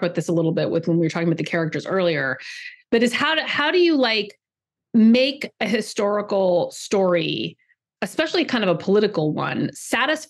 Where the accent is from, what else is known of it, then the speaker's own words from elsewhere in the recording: California, United States; I grew up in California and I went to Berkeley